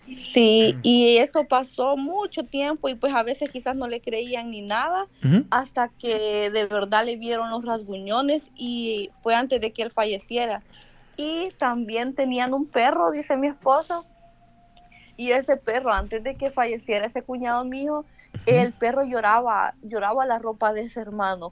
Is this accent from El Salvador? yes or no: yes; Antiguo Cuscatlán, La Libertad, El Salvador; Del Salvador